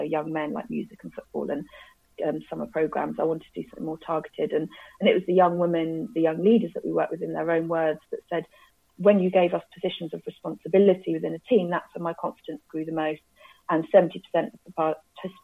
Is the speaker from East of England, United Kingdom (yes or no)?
yes; Cambridge, East of England, United Kingdom; Cambridge is my hometown, I then got a job at a charity called Romsey Mill, which, funnily enough, I went to as a kid